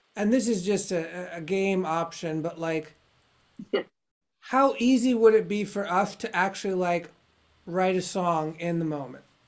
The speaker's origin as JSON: {"language": "English", "country": "United States", "said": "being an American"}